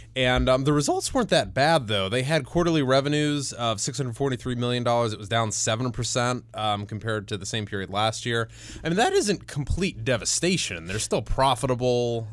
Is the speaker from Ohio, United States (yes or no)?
yes; Cleveland, Ohio, United States; moved away; I'm gonna plug my hometown for a second. Lots of exciting things are happening in downtown Cleveland.